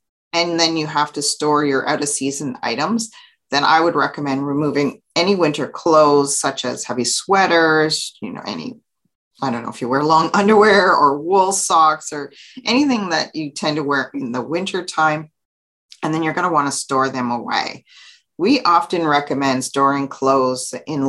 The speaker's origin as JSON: {"language": "English", "country": "Canada", "said": "So I'm from Canada. So for those of you who don't know, I live in Ottawa, Ontario, Canada"}